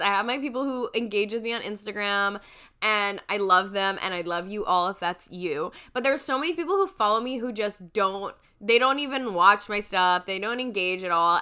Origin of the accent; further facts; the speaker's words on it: New York, United States; as a New Yorker